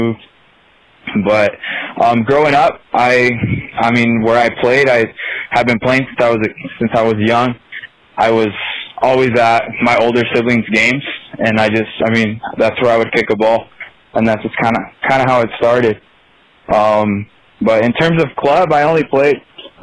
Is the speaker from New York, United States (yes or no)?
no; Nebraska, United States; moved away as an adult; also born or lived in Turlock, California; now in South Dakota, United States; When I was 8 years old, I moved to Nebraska, and that's where I grew up, most of my life.